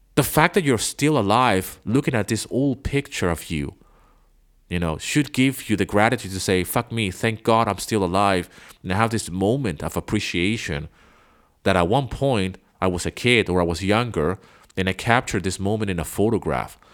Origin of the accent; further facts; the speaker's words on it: Venezuela; English is a second language; moved away; I grew up in Venezuela